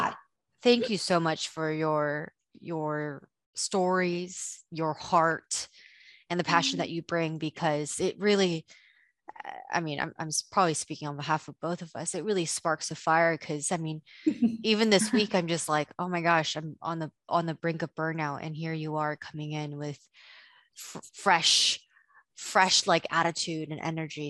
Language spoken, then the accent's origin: English; Indonesia; moved away; I didn't grow up in the States, I grew up in Indonesia